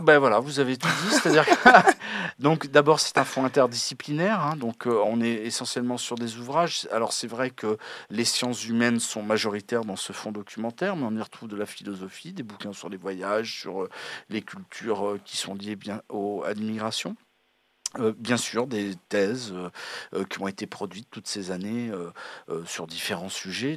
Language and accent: French; France; en tant que Français métropolitains